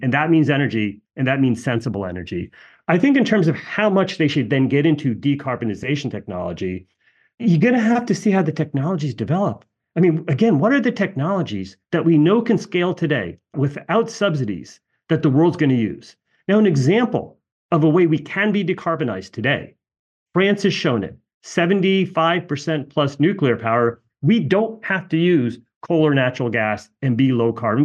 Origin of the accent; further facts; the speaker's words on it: United States; my parents emigrated from India. I'm born here, born and raised here